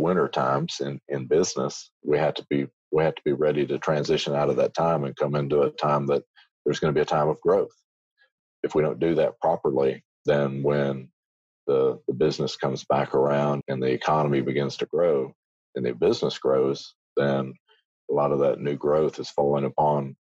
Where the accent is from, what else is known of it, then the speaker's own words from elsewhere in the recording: Muscatine, Iowa, United States; I grew up in Iowa. Yeah. Muscatine, Iowa, right along the Mississippi River